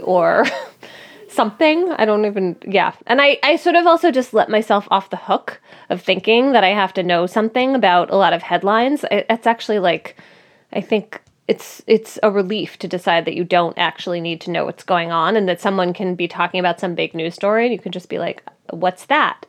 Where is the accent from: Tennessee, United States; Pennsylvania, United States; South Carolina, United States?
Pennsylvania, United States; Philadelphia; now in New Haven, United States; Philadelphia, my hometown